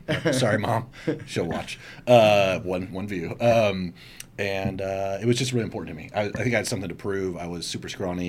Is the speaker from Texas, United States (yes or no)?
no; Portland, Oregon, United States; I was born in Portland. I was raised up in St. John's, native here.